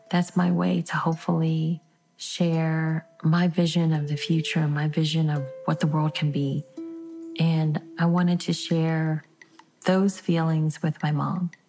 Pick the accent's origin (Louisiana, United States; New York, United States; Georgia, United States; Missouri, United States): Louisiana, United States; New Orleans; I was born and raised on the West Bank of New Orleans. I'm Vietnamese American. I'm a child of refugees.